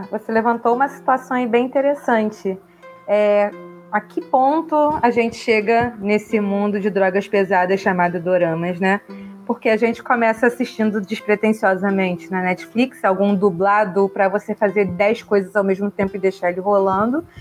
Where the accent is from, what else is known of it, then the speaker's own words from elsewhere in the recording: Brazil; a gente é brasileiro